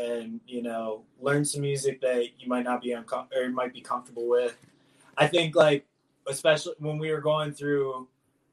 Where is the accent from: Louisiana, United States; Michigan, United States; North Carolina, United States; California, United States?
Michigan, United States; I'm from Michigan